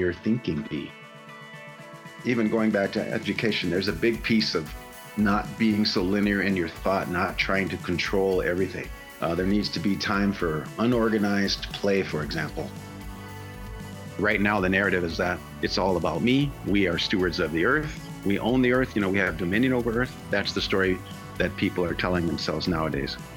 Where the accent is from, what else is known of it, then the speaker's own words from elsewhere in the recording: Chicago, Illinois, United States; moved away; I grew up in the Midwest. My grandfather relocated to Chicago in the 1930s. And so I grew up there